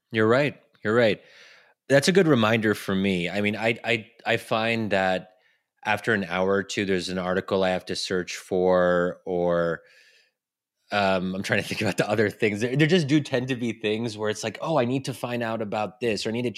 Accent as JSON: {"language": "English", "country": "United States", "said": "as an American who is, you know, somewhat ambitious"}